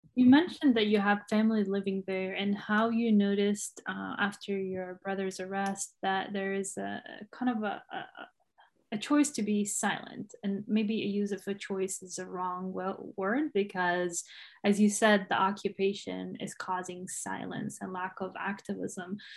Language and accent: English; Umm al-Fahm, Haifa District, Israel; I grew up in Umm al-Faham